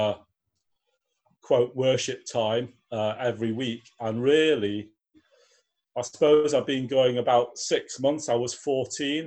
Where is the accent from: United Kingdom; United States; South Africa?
United Kingdom; Newcastle upon Tyne, North East England; moved away as an adult; now in York, United Kingdom; I live in York in the UK. I was born in Newcastle. I came to York and to go to university